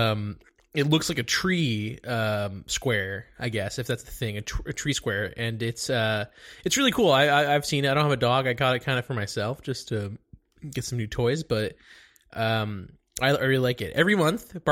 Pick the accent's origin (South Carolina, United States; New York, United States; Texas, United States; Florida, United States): Texas, United States; Dallas; I'm from Dallas